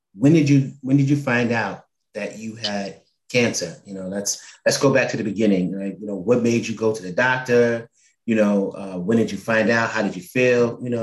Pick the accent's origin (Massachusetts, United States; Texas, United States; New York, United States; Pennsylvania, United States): New York, United States; New York City; We grew up in Manhattanville Projects together